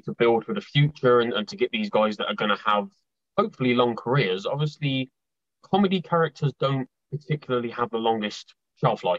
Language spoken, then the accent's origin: English; United Kingdom; as a British wrestling fan